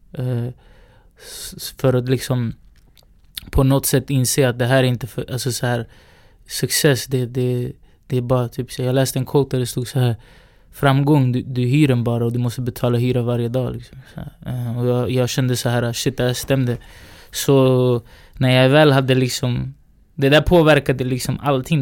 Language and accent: Swedish; Sweden; also born or lived in Valparaíso, Chile; vi är uppväxta i Sverige